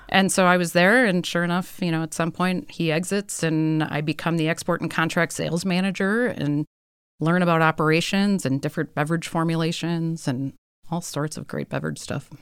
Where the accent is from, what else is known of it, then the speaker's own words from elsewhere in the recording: Milwaukee, Wisconsin, United States; moved away as an adult; also born or lived in Minnesota; I grew up in Milwaukee.